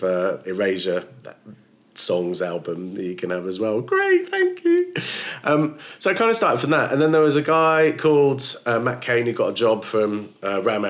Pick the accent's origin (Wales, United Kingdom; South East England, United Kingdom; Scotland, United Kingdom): South East England, United Kingdom; Woking; moved away as an adult; also born or lived in Kent / The Hague, Netherlands / Bradford; So I was born in Kent, but then when I was about one, I moved to Holland, to The Hague, and then moved back to the UK when I was five. Grew up in Woking, which is just outside of London.